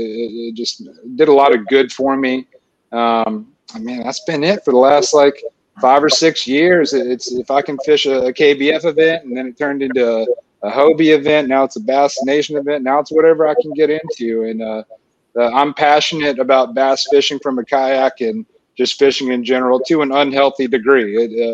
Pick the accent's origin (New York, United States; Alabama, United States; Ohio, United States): Alabama, United States; Florence; moved away as an adult; also born or lived in Orange County, California; now in Nashville, United States; So I live in Nashville, Tennessee now, but I grew up in Florence, Alabama.